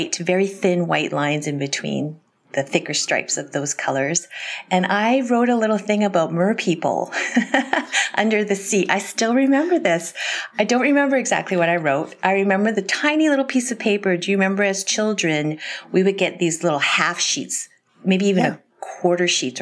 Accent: Canada; I'm from Canada.

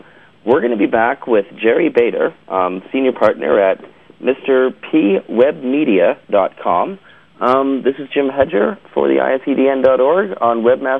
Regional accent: Canada; We're from Canada, the land of, like, donut shops.

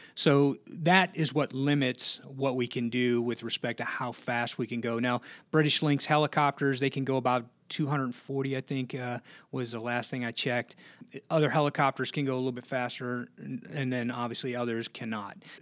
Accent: Blue Island, Illinois, United States; moved away; I'm from Chicago originally, uh, s, uh, town on the south side, uh, called Blue Island.

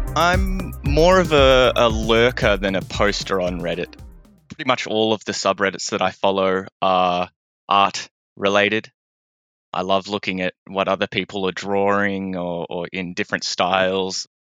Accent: Melbourne, Victoria, Australia; I am a creative from Melbourne.

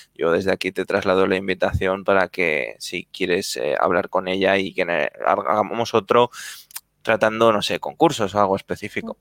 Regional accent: Zaragoza, Aragon, Spain; now in Madrid, Spain; yo también soy de Zaragoza, aunque ahora esté en Madrid

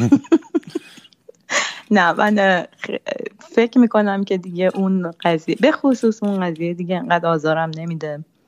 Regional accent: Iran; first language Persian; moved away as an adult; من فارسی زبان اولمه. من تا بیست و پنج سالگی ایران زندگی کردم.

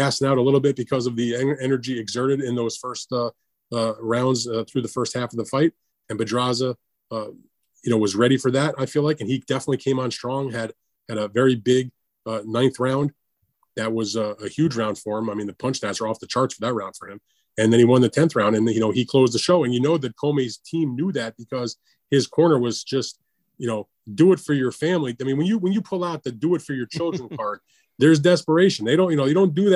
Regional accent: United States; as an American

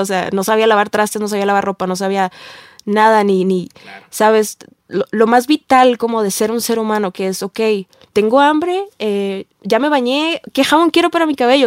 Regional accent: Tijuana, Baja California, Mexico; moved away as an adult; now in Mexico City, Mexico; yo vengo de una ciudad pueblo, ciudad eh, medio gabacha, medio mexicana, que es Tijuana

